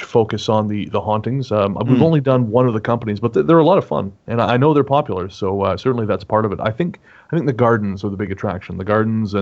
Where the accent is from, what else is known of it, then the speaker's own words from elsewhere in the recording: Revelstoke, British Columbia, Canada; moved away as an adult; now in Victoria, Canada; I moved here from my hometown of Revelstoke, in which Strange Little Place is set, about 9 years ago